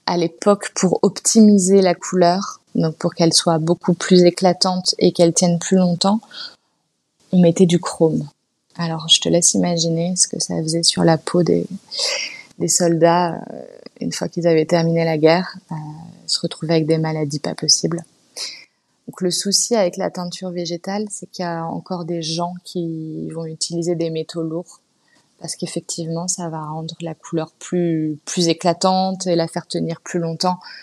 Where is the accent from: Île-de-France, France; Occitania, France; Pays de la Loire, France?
Île-de-France, France; Paris; j'ai grandi à Paris. Je suis née à Paris, mes parents sont nés à Paris.